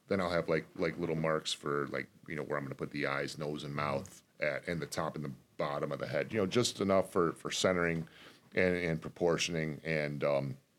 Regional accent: Detroit, Michigan, United States; born or raised there

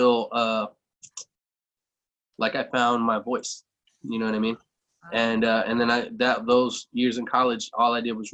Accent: Galveston, Texas, United States; I was born in Galveston, Texas. Spent all my formative years there

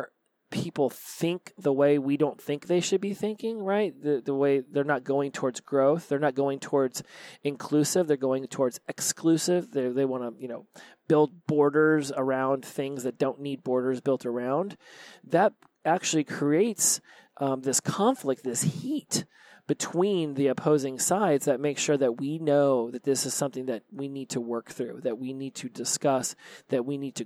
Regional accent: United States; I'm from the United States

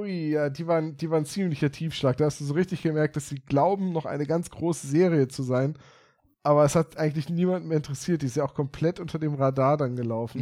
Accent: Bremen, Germany; also born or lived in Oldenburg; meine Heimat war, auf Bremen.

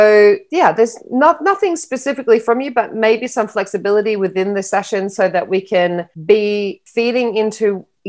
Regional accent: Australia; moved away; also born or lived in London / Miami; So I'm originally from Australia and I'm a global traveler. So I haven't really stayed in Australia much in my life. I lived in London for a long time. I moved to Miami in 2018

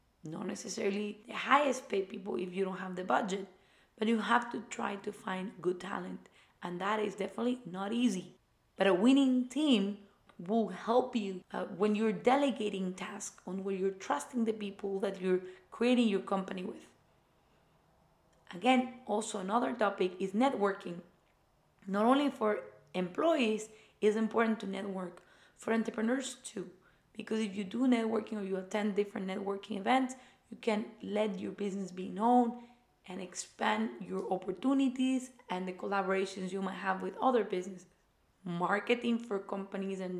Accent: Ecuador; moved away; I went to the German school in my home country in Ecuador

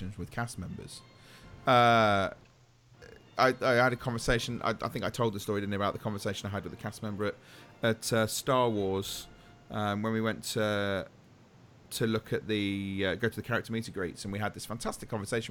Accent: England, United Kingdom; we're English

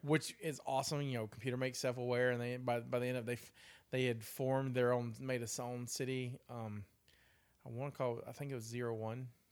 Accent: United States; we're American

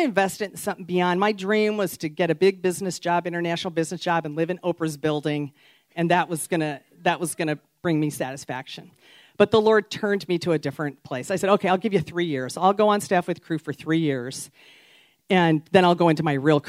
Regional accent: outside of Chicago, Illinois, United States; I grew up outside of Chicago in a northwest suburb

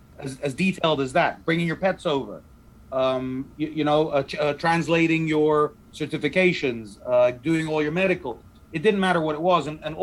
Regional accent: Dubai, United Arab Emirates; So I grew up in Dubai, pre-Bling Dubai, right? So this is before Dubai, anyone knew what Dubai was.

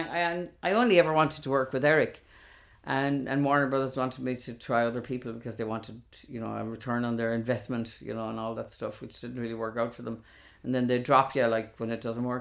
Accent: Galway, Connacht, Ireland; in Galway years ago when I was growing up in Chantilly, we knew every single person on the whole estate

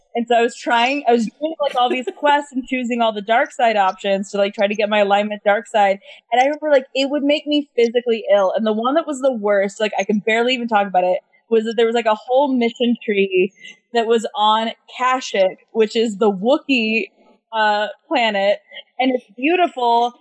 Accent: United States; as an American

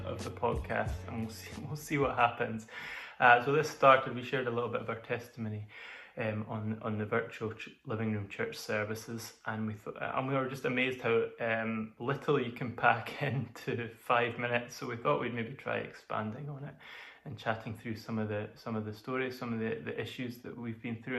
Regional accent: Peterhead, Scotland, United Kingdom; also born or lived in Zambia / Glasgow; I was born in Scotland, spent a little time in Zambia, as my dad was a minister, a missionary there, in a church, and then moved to Peterhead when I was 10, after being in Glasgow for a little bit as well

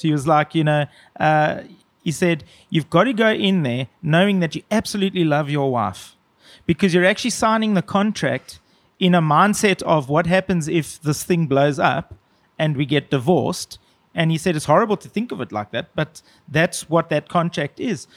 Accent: South Africa; I felt kind of proud as a South African

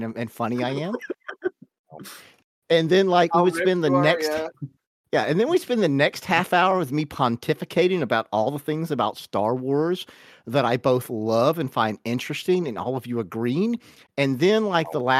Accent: the South, United States; growing up in the South

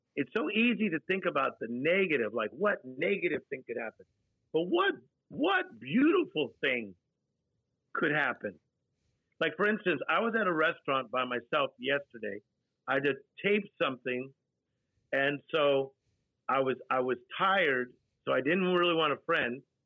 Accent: Compton, California, United States; Motown is a sound that I was raised on. So I was born in Compton, California, seven people in a two bedroom apartment

